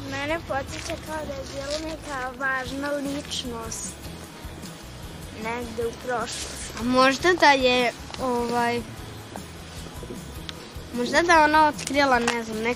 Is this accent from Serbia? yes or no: yes; Titel, Vojvodina, Serbia; A znate vi odakle sam ja? Ne. Ja sam iz Titela.